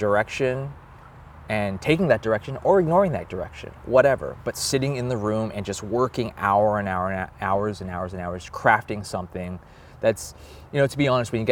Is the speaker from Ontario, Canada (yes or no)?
yes; Toronto, Ontario, Canada; I was born in Toronto, Canada.